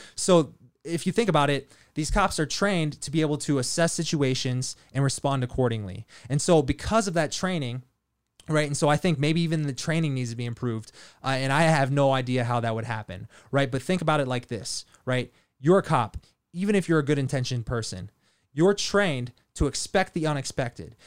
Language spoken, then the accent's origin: English; Leavenworth, Kansas, United States; I grew up in Leavenworth, Kansas, military town.